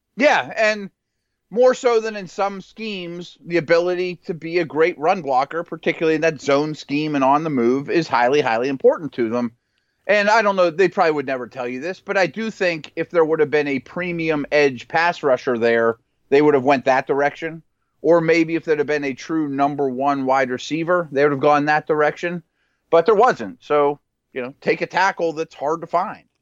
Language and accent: English; Pittsburgh, Pennsylvania, United States; I'm from Pittsburgh, I live in Pittsburgh